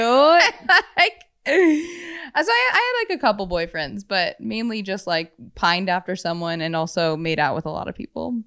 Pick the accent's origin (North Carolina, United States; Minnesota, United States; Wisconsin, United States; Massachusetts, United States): Wisconsin, United States; Madison; I grew up in Madison